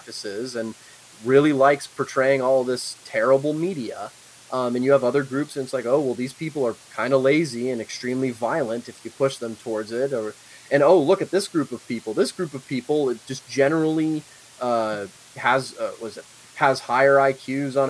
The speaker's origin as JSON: {"language": "English", "region": "Northern Virginia", "country": "United States", "also_born_or_lived": "Shenandoah Valley, Virginia", "said": "I come from Northern Virginia"}